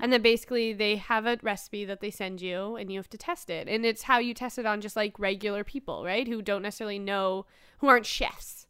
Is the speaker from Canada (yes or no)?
yes; Canada; we're Canadian.